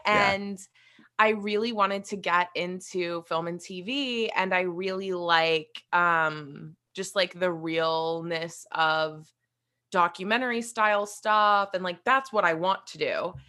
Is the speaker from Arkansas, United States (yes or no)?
no; West Virginia, United States; moved away; I am originally from West Virginia, so that's where I grew up